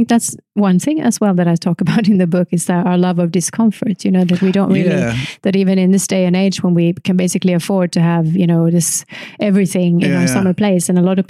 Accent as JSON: {"language": "English", "country": "Finland", "said": "I'm from the countryside"}